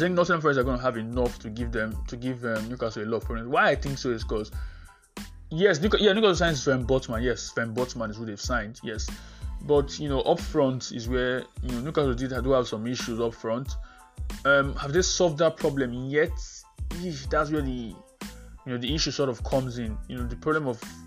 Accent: Nigeria; I'm a Nigerian compatriot

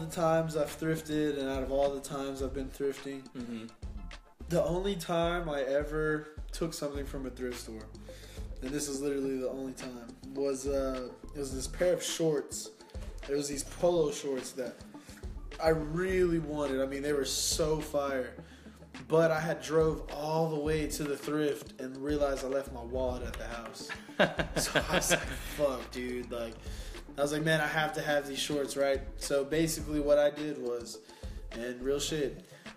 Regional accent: San Antonio, Texas, United States; started out in Delcrest, born and raised in San Antonio.

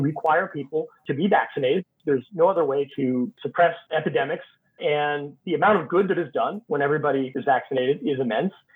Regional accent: Texas, United States; now in Washington, D.C., United States; my home state of Texas

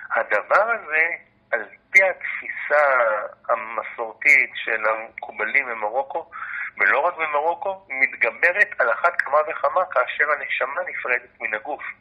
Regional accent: Jaffa, Tel Aviv District, Israel; נולדתי אכן ביפו … בתו של הרב אברהם מצד אבי, אבי שלי משנות ה-50, אני נולדתי ביפן, אני דובר את השפה המרוקאית

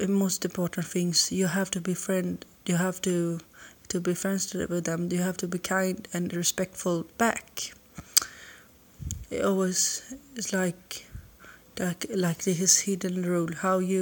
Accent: Sweden; English is a second language; I'm from Sweden

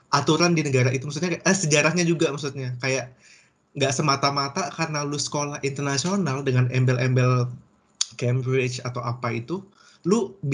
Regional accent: Indonesia; now in Germany; gue tuh nggak semata-mata ngebawa kebiasaan gue yang di Indo, selain gue bawa bahasa Indo gue ke sini

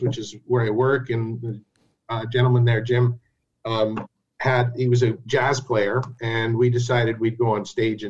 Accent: Chapleau, Ontario, Canada; moved away as an adult; also born or lived in Ottawa, Canada; my hometown, Chaplow

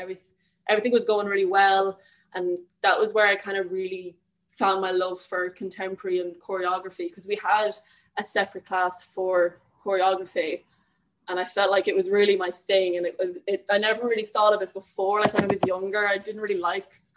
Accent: Longford, Leinster, Ireland; moved away as an adult; now in Dublin, Ireland; I am originally from Longford, but I'm currently living in Dublin.

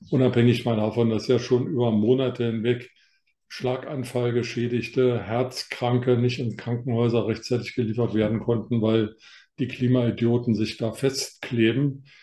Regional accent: Northern Germany, Germany; now in Bavaria, Germany; ich bin Norddeutscher, komme aus der norddeutschen Tiefebene und bin nach Bayern verschlagen.

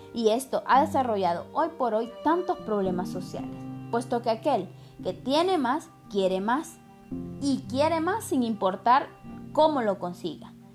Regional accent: Honduras; yo como hondureña

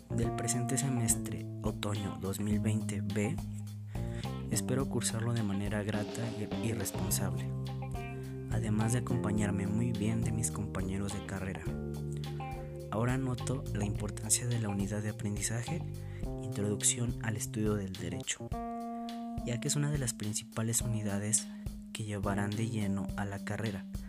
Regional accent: Atlacomulco, State of Mexico, Mexico; Nací en Atlacomulco, Estado de México, donde actualmente vivo

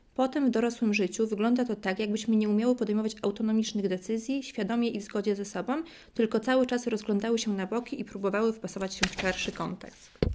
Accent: Poland

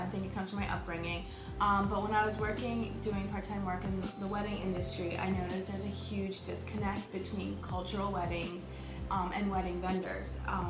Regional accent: India; which I love because of course I'm Indian.

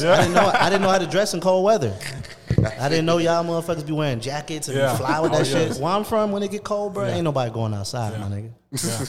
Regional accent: South Florida, United States; now in Atlanta, United States; I'm from Florida, so Florida is different. Florida, you got South Florida. That's where I'm from.

